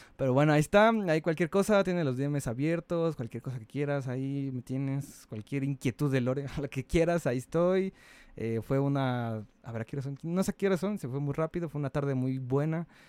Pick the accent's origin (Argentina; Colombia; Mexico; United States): Mexico; soy mexicano